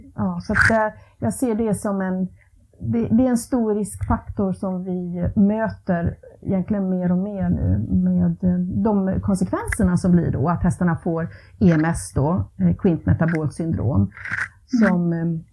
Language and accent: Swedish; Ludvika, Dalarna County, Sweden; moved away as an adult; also born or lived in Borlänge / Falun / Rättvik / West Coast of Sweden; jag växte upp i Ludvika